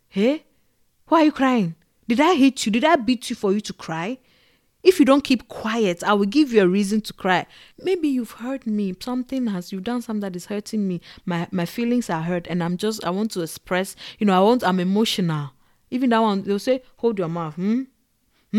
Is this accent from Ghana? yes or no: yes; Ghana; moved away; also born or lived in Togo; growing up in Ghana and in Togo